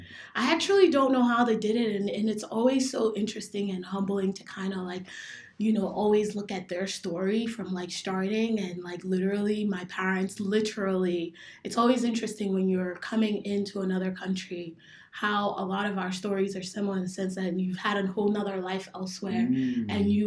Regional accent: South East, Nigeria; moved away; Okay, so I'm from Nigeria, specifically from the southeastern region of Nigeria, so Igbo.

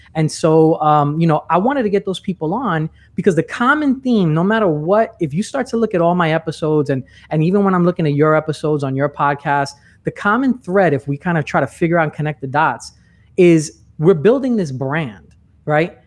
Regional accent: New York, United States; moved away as an adult; now in Orlando, United States; I'm originally from New York. I'm not in New York anymore. I'm in Orlando.

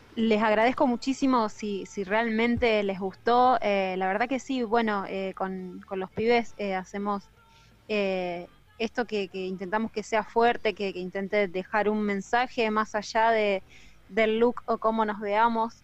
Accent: Rosario, Santa Fe, Argentina; also born or lived in Villa Gobernador Gálvez; yo arranqué en Villa Gobernador Galvez, que es una ciudad pegadita a Rosario. Eh, si bien soy rosarina, viví mucho tiempo ahí.

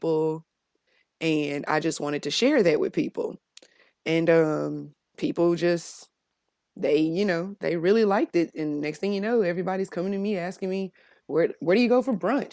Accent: Memphis, Tennessee, United States; born and raised in Memphis

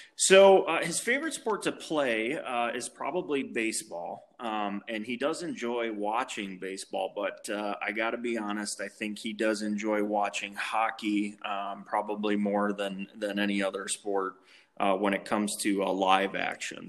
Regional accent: Cleveland, Ohio, United States; moved away as an adult; also born or lived in Toledo, Ohio; I grew up in Cleveland um, all through my childhood, um, and, and went to high school there

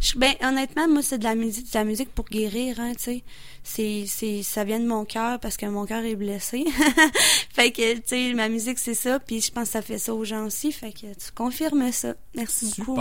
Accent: Beauce, Quebec, Canada; je viens de la Beauce

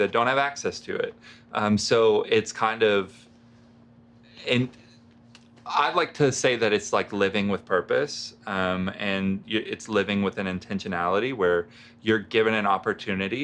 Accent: Russellville, Arkansas, United States; also born or lived in Colorado; I grew up here in Russellville, graduated from the high school

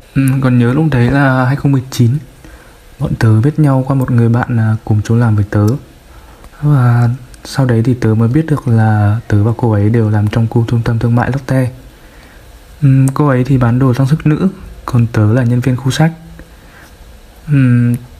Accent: Vinh, Nghệ An, Vietnam; Mình sinh ra và lớn lên ở thành phố Vinh, Nghệ

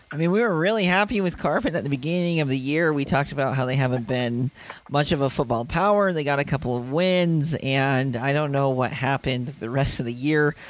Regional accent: Ogden, Utah, United States; I'm a little hometown bias growing up in the Ogden area

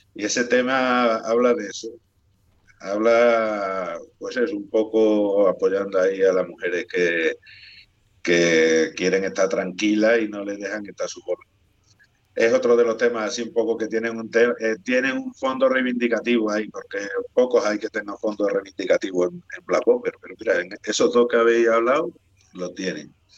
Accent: Spain; accent: Spanish; qué acento le vamos a poner si somos acento español

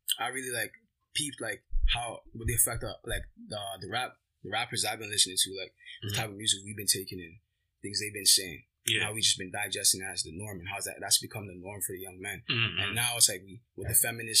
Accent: Toronto, Ontario, Canada; We're just some young kids from Toronto with Afro-Caribbean backgrounds.

